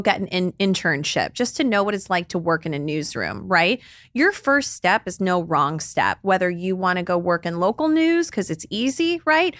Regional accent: Dallas, Texas, United States; I grew up in Dallas, Texas, down the street from someone who played in the N B A with Kobe

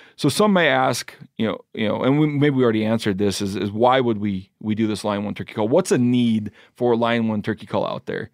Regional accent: Pacific Northwest, United States; Growing up in the Pacific Northwest

